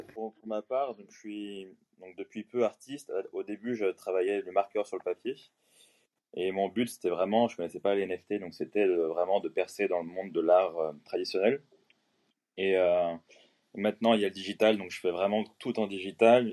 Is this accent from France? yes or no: yes; France; now in Mexico; donc je suis français, j'habite au Mexique